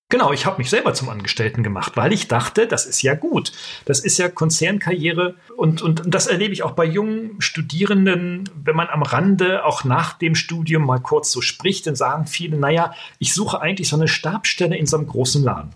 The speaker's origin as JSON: {"language": "German", "country": "Germany"}